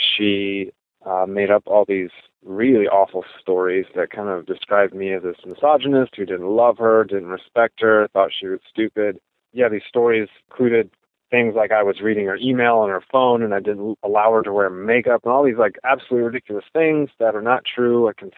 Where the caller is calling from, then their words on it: Portland, Oregon, United States; also born or lived in Midwest; I'm calling from Portland, Oregon.